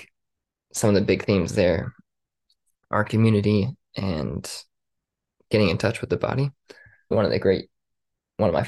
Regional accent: Las Vegas, Nevada, United States; born and raised in Las Vegas, Nevada

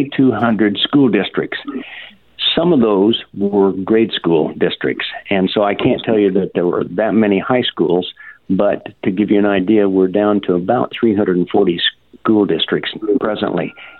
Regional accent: Kansas, United States; moved away as an adult; now in Iowa, United States; Well, I went immigrant to Iowa 45 years ago, originally from the state of Kansas

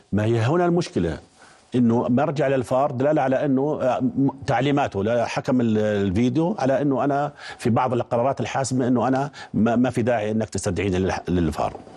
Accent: Jordan; احنا كاردنيين

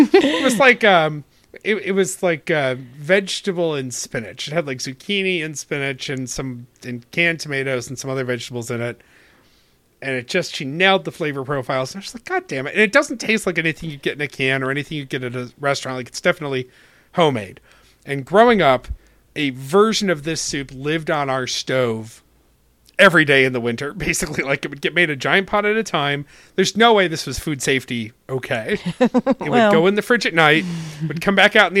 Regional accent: Rochester, New York, United States; moved away; also born or lived in Rhode Island; my hometown

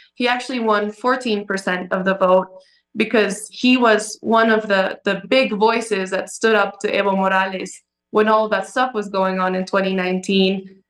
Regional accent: Cochabamba, Bolivia; My hometown. I was born here. I grew up here.

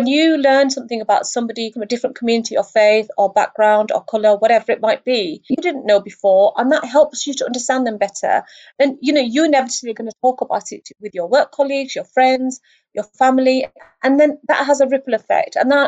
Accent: United Kingdom; As a Brit, I don't distinguish between one Muslim and another.

